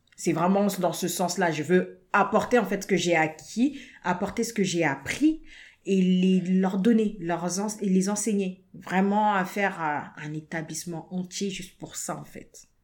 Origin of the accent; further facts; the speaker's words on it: France; nous sommes nés en France, nous avons grandi en France